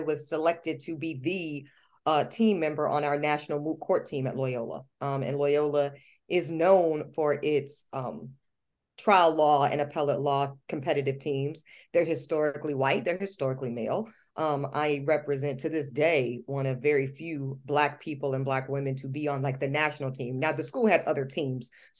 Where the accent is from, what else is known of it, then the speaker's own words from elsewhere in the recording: Charlotte, North Carolina, United States; moved away as an adult; also born or lived in New Orleans, Louisiana; I grew up in Charlotte, North Carolina, to a very strong, very insistent Black woman named Gloria